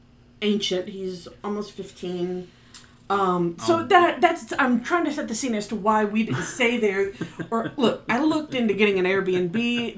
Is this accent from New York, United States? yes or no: no; Virginia Beach, Virginia, United States; moved away; Virginia Beach, which, you know, my hometown.